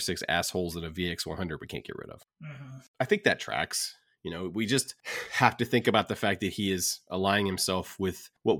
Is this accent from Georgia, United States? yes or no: yes; the South, Georgia, United States; us growing up in the South